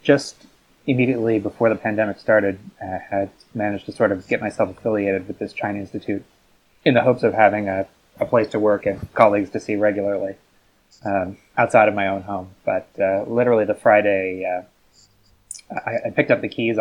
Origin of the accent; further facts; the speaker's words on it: Newfoundland and Labrador, Canada; moved away as an adult; now in United Kingdom; I am Canadian. I'm from a Atlantic province called Newfoundland